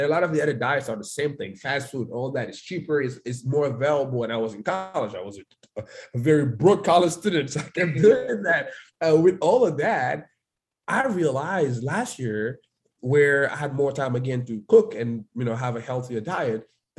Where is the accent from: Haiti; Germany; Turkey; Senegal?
Senegal; Dakar; English is a second language; moved away as an adult; now in United States; I was born in Dakar